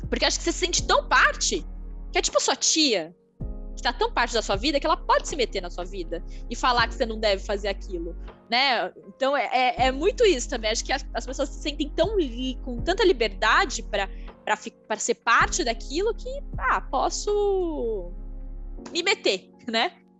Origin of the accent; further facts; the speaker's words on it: interior of São Paulo state, Brazil; moved away; Eu sou uma menina que vim do interior de São Paulo, não sou uma menina de São Paulo